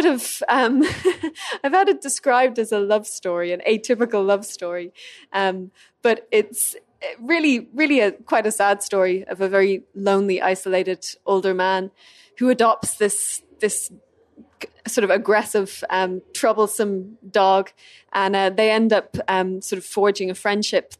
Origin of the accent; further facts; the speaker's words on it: Ireland; first language English; I'm Irish